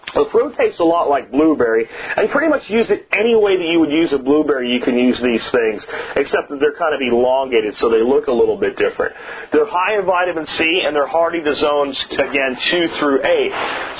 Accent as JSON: {"language": "English", "region": "Pennsylvania", "country": "United States", "tie": "born or raised there", "said": "my family was very good friends with growing up in Pennsylvania"}